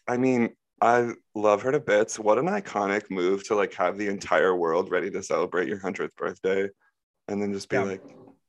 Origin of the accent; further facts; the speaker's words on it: Corning, New York, United States; I'm from Corning, New York.